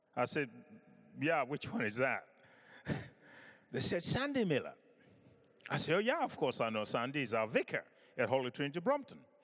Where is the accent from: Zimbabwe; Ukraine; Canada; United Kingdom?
Zimbabwe; I was born in Africa, in Zimbabwe